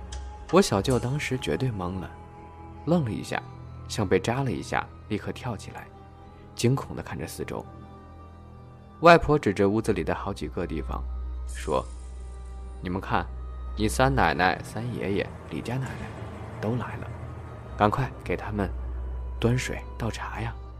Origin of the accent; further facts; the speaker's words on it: North China, China; 我是北方人，每年到七月的时候就要收割小麦的，那个时候是乡下孩子最开心的季节